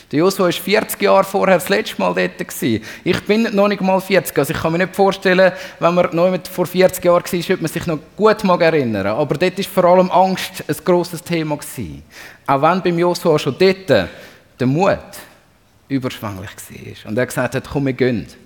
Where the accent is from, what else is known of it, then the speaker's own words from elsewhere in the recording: Zurich, Switzerland; als Zürcher, und da darf ich heute dazu stehen, ist mein Lieblingsreformator natürlich der Ulrich Zwingli.